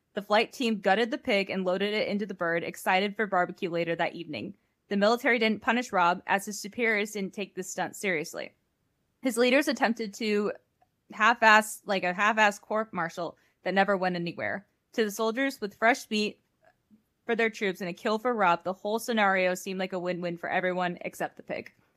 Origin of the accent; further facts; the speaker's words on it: Midwest, United States; accent: northern-ish Midwest; I'm from the Midwest